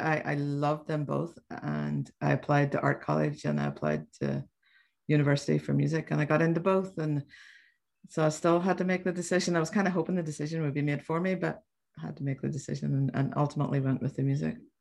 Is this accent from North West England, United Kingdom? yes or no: no; Belfast, Northern Ireland, United Kingdom; now in New York, United States; I was born in Belfast in Northern Ireland